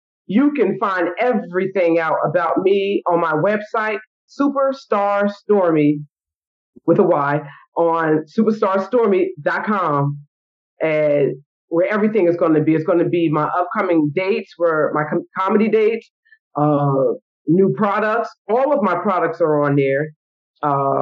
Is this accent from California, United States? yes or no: no; New Brunswick, New Jersey, United States; I'm from New Brunswick, New Jersey. My whole community has supported everything that I've done